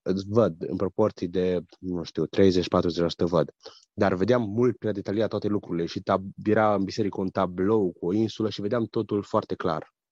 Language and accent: Romanian; Austria; Sunt din Austria, frecventez biserica Maranata din Lenzing